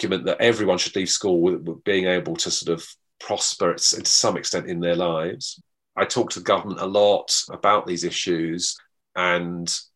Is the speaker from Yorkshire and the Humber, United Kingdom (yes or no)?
no; London, United Kingdom; I was from London